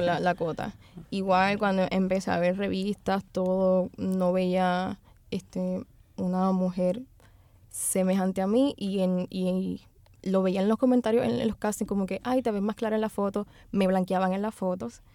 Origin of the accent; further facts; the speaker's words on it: Loíza, Puerto Rico; yo pues nací y me crié en Loíza